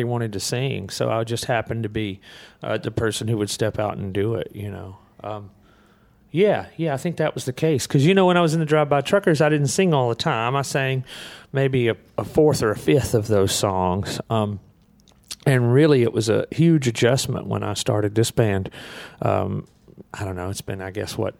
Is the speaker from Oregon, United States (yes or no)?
no; Muscle Shoals, Alabama, United States; I grew up in Muscle Shoals, Alabama, just outside of Muscle Shoals, Alabama